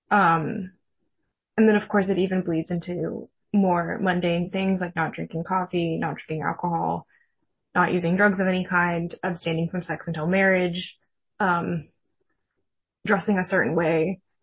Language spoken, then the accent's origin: English; California Bay Area, United States; I grew up Mormon in the California Bay Area